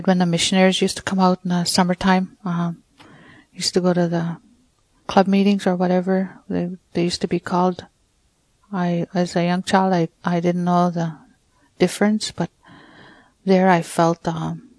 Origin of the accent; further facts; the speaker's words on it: Peguis First Nation, Manitoba, Canada; I'm from Peguis, Manitoba, First Nation. When I was young, growing up, it wasn't easy.